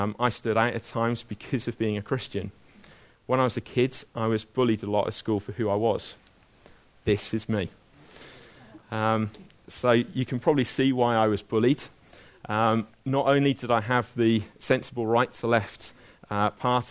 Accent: Abergavenny, Wales, United Kingdom; when I was growing up in Abergavenny

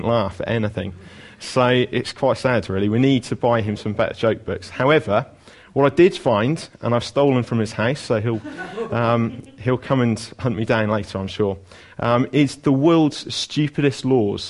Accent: Wales, United Kingdom; as a Welsh person

